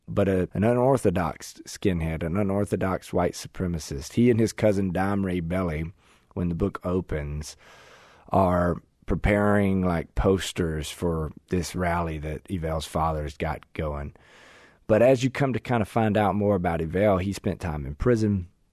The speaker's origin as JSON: {"language": "English", "town": "Russellville", "region": "Arkansas", "country": "United States", "tie": "born or raised there", "also_born_or_lived": "Forrest City, Arkansas"}